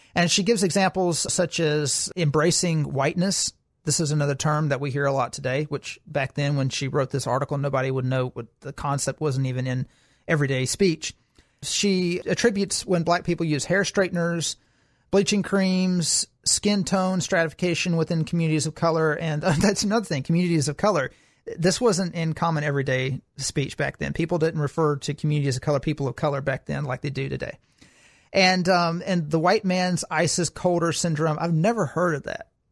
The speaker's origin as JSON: {"language": "English", "region": "Alabama", "country": "United States", "said": "I'm from Alabama"}